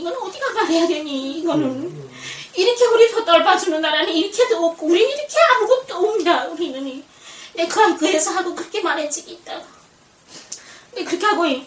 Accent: North Korea; now in South Korea; 그 북한의 애국가를 평생

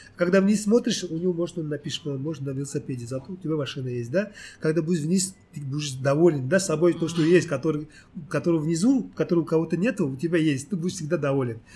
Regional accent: Uzbekistan; moved away as an adult; now in South Korea; Я родился в Узбекистане.

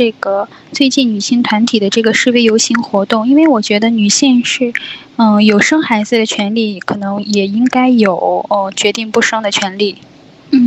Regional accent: China; now in South Korea; 我是来自中国的留学生，呃，我今年是在呃读研究生，今年二十八岁。

